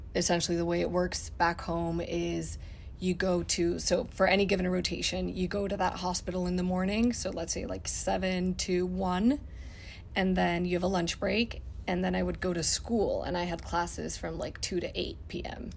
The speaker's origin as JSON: {"language": "English", "region": "Mexico City", "country": "Mexico", "moved": "as an adult", "lives_now": "United States", "said": "I'm originally from Mexico City. I went to medical school back home"}